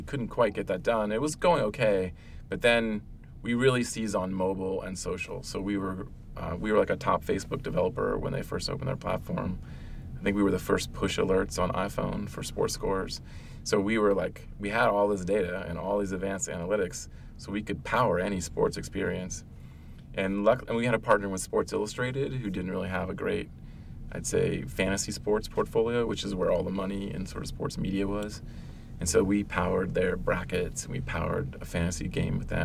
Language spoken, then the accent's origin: English; Ohio, United States; moved away; also born or lived in Virginia; I grew up in Ohio, which, and then Virginia, but in Ohio, like, sports was everything